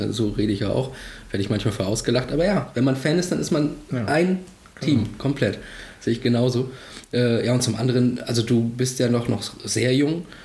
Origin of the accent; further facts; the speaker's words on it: Rostock, Mecklenburg-Vorpommern, Germany; Nee, ich bin in Rostock geboren.